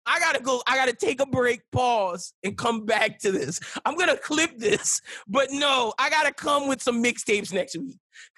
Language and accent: English; Louisiana, United States; I'm from Louisiana.